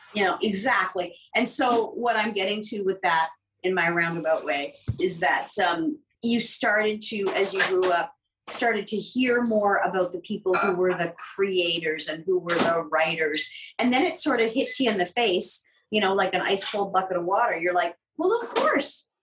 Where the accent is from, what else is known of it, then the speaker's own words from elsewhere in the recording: Ottawa, Ontario, Canada; I grew up in Ottawa.